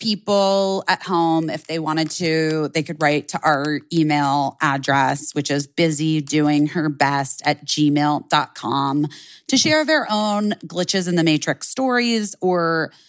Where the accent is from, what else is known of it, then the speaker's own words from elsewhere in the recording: Detroit, Michigan, United States; I was driving to work in the morning. I'm from the Detroit area.